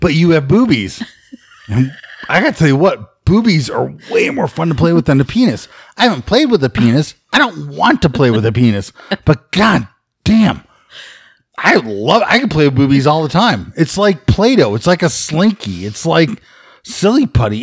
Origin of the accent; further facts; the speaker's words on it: Chicago, Illinois, United States; I grew up in Chicago